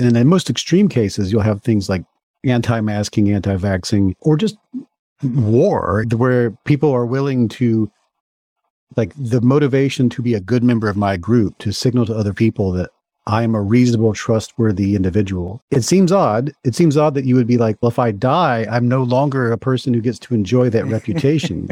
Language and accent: English; Mississippi, United States; So I grew up in Mississippi and my family is all still in Mississippi